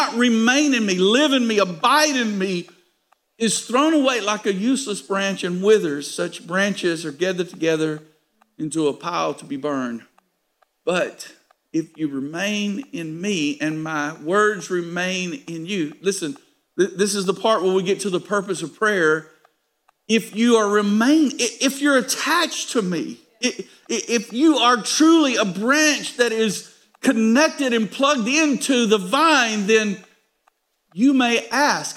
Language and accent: English; United States; Now we are American